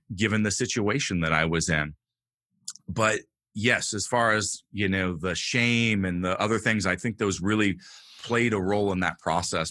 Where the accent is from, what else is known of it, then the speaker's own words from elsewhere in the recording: Northern California, United States; I grew up homeless in Northern California, in the mountains, in the wilderness